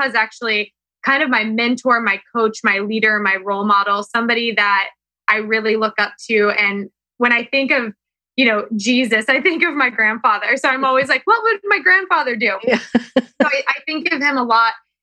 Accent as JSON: {"language": "English", "region": "Kansas", "country": "United States", "tie": "born or raised there", "said": "growing up in Kansas was the best thing that could have ever happened to me"}